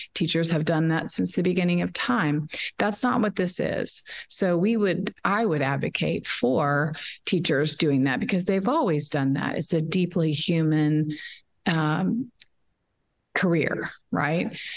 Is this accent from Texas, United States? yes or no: yes; Dallas, Texas, United States; also born or lived in Shreveport, Louisiana; I'm from Dallas and uh, was born in Shreveport, but have lived in Dallas my whole life